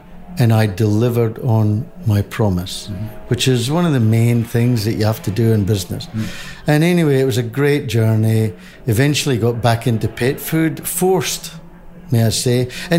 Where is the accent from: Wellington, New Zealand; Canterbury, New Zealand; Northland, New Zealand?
Northland, New Zealand; Whangarei; Because here we are from Wongere in New Zealand, going to the Big Smoke.